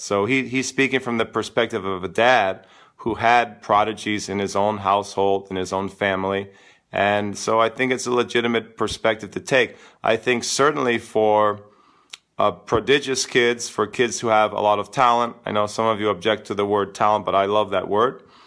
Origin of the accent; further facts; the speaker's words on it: United States; as an American coach